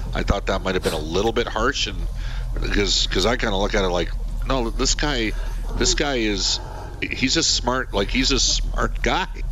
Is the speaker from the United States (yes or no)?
no; Canada; I'm Canadian, I'm 22